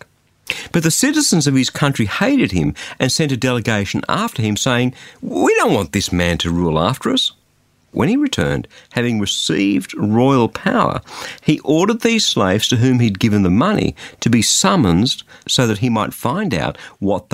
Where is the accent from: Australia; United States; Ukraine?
Australia; that's why I'm an Australian